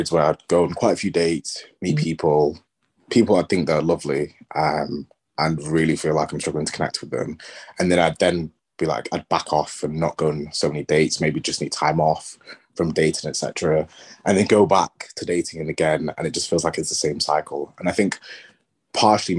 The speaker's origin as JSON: {"language": "English", "region": "England", "country": "United Kingdom", "accent": "English", "said": "Culturally, I presume you can hear from my accent, I'm English"}